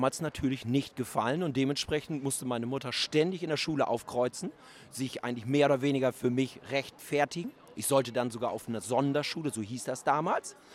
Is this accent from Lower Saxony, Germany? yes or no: yes; Schwaneburgermoor, Lower Saxony, Germany; also born or lived in Wittmund; da beschreibe ich meine Kindheit in Schwaneburger Moor. Und die ging vom, ich kann mich ab meinem vierten Lebensjahr, kann ich mich eigentlich an jeden Tag erinnern. Und wir sind mit zehn Jahren sind wir von Schwaneburger Moor nach Wittmund gezogen, also nach Ostfriesland.